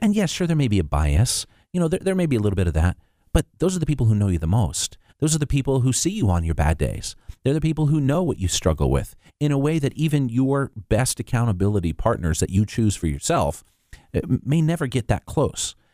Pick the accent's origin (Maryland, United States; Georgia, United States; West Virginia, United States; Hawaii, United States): Hawaii, United States; growing up in Hawaii.